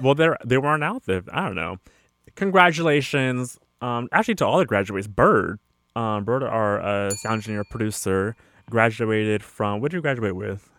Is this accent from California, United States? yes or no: yes; California, United States; me being born and raised in California